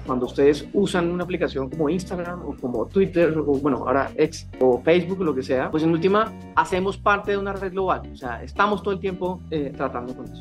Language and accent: Spanish; Santa Marta, Magdalena, Colombia; moved away; vengo de provincia, soy de Santa Marta